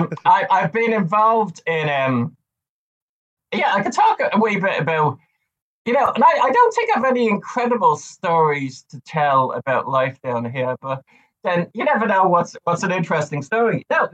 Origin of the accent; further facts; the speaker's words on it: Dublin, Leinster, Ireland; moved away as an adult; also born or lived in Auckland, New Zealand; now in Invercargill, New Zealand; I grew up on the north side of Dublin City, and you know, like from where I grew up in Ballymun, if you looked over the fields there, like towards Dublin Airport, you'd see all these fields.